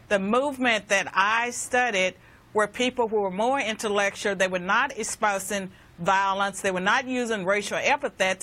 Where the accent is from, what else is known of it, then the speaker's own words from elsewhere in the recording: Virginia, United States; Virginia is my home state